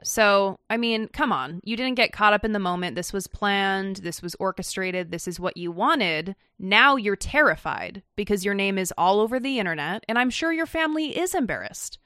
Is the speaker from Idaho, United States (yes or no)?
yes; Meridian, Idaho, United States; We're from Meridian, Idaho